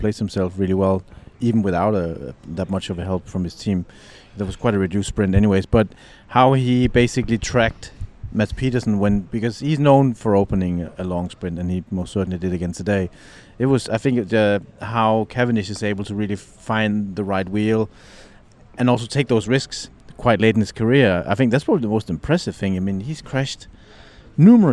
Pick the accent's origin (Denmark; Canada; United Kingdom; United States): Denmark; now in Italy; You can find these everywhere in my home country.